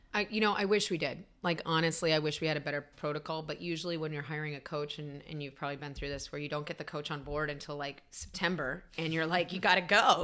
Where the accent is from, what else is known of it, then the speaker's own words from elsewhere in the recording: Raleigh, North Carolina, United States; moved away; also born or lived in Illinois / Denver, Colorado; I grew up in Raleigh.